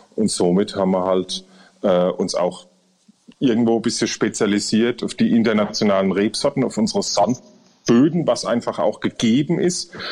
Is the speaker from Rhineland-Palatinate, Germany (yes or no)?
yes; Rhineland-Palatinate, Germany; Wir, wir sind Pfälzer